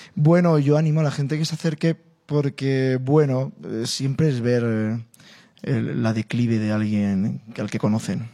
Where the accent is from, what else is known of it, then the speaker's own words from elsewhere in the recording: Spain; Llego yo, como español, como flamenco